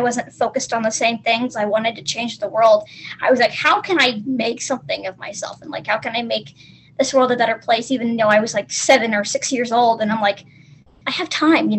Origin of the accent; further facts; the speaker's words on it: the South, United States; I am from the States, from the South.